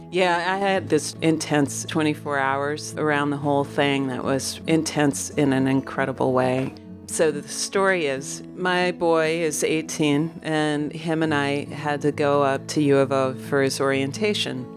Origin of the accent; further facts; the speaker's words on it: Omaha, Nebraska, United States; I was raised in Omaha, Nebraska.